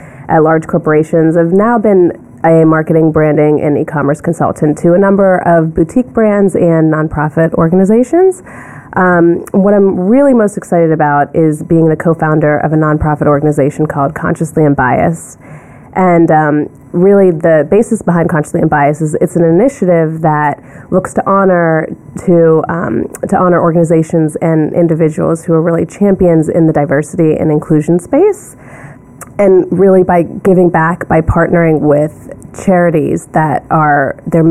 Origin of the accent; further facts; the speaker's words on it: Ellwood City, Pennsylvania, United States; moved away as an adult; also born or lived in Sewickley, Pennsylvania / Washington, D.C.; now in New York, United States; I was born in Swickley, Pennsylvania, and I grew up in a really small town about an hour outside of Pittsburgh called Elwood City